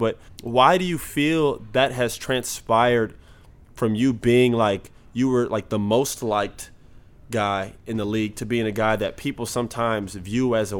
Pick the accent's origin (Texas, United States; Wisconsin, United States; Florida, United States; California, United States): Florida, United States; Orlando; And I took it personal because I'm from Orlando, and those are my people too.